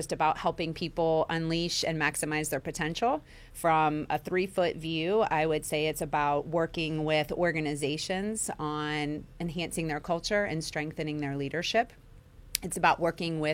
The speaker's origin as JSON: {"language": "English", "town": "Centerville", "region": "Ohio", "country": "United States", "tie": "born or raised there", "moved": "yes", "lives_now": "West Virginia, United States", "said": "I grew up in Ohio, Centerville, Ohio"}